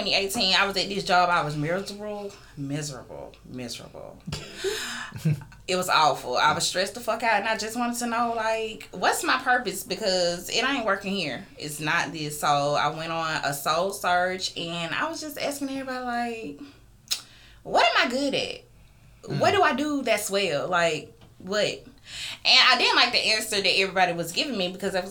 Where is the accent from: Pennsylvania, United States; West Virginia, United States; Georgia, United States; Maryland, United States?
Georgia, United States; Geneva; also born or lived in Columbus, Georgia; I'm really from a small town called Geneva, Georgia. But I lived in Columbus the same amount of time as I lived there